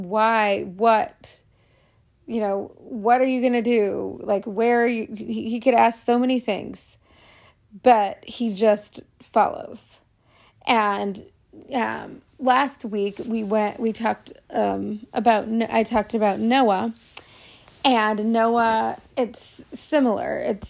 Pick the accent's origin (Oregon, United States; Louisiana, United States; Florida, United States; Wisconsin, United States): Oregon, United States; Portland; also born or lived in New York / California / Canada; I was born in New York. I lived in different parts of New York and in California, and well, before California, at Canada, and then California, and Portland, Oregon is where I spent most of my growing up years.